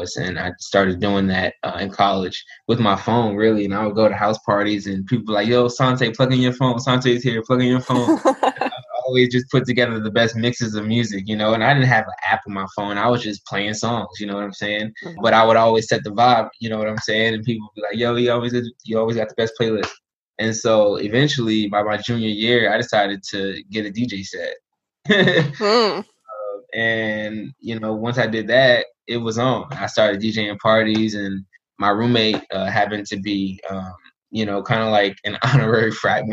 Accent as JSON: {"language": "English", "town": "Newark", "region": "New Jersey", "country": "United States", "tie": "born or raised there", "said": "I'm from Newark, New Jersey"}